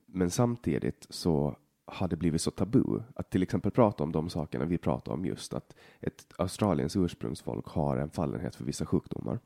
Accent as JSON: {"language": "Swedish", "country": "Åland Islands", "tie": "born or raised there", "moved": "as an adult", "lives_now": "Sweden", "said": "jag är helt uppvuxen här"}